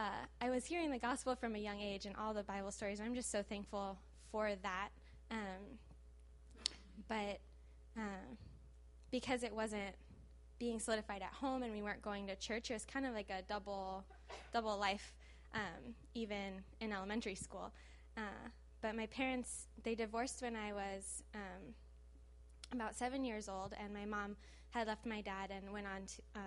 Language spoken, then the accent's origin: English; Los Angeles, California, United States; I did not grow up in Brazil. I grew up in the San Fernando Valley